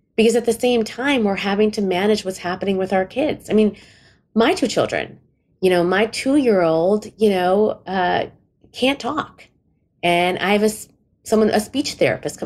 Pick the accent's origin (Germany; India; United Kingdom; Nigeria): India; I'm Indian